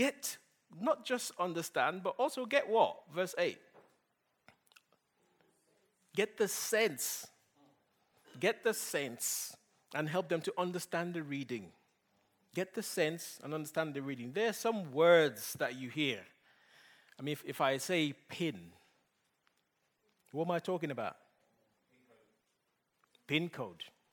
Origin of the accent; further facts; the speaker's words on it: Nigeria; English is a second language; moved away; my boys might not understand Pidgin English as much as I do because I grew up in Nigeria